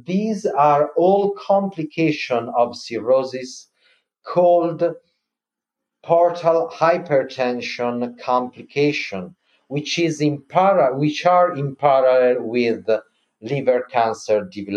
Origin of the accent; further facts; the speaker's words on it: Milan, Lombardy, Italy; I'm from Milan